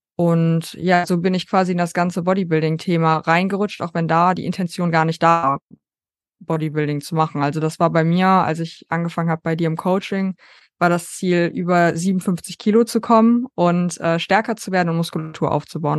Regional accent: North Rhine-Westphalia, Germany; ich komme aus Deutschland, äh, NRW

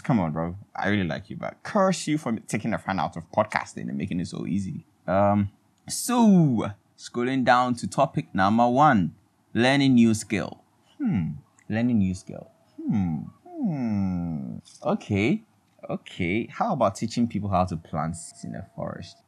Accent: Ghana; I'm in Ghana, everybody, and I'm a Ghanaian.

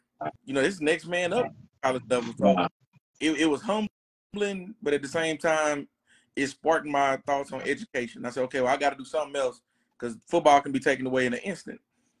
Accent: Tyler, Texas, United States; also born or lived in Waco, Texas / New Orleans, Louisiana; growing up in Tyler

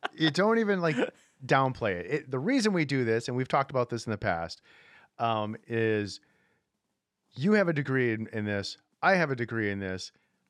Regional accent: Midwest, United States; I grew up in Midwest and new fresh snow outside

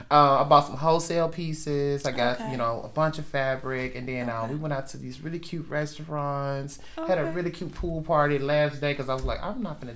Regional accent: Tennessee, United States; also born or lived in Chicago, Illinois; now in Phoenix, United States; I'm originally from Chicago, but I was raised in Tennessee.

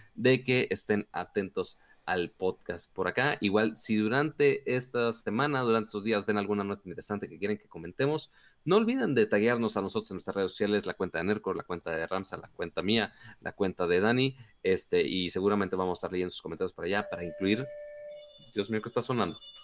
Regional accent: Monterrey, Nuevo León, Mexico; Yo soy de Monterrey, puedo ser codos

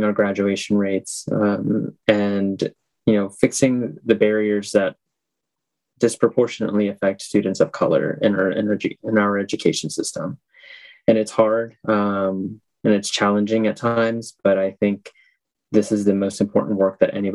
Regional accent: Milford, United States; I was born and raised here in Milford

